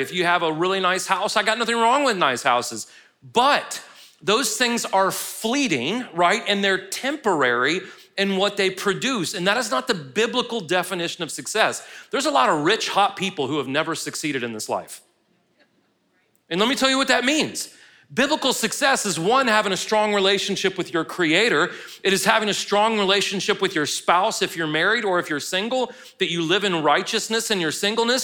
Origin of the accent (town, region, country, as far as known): United States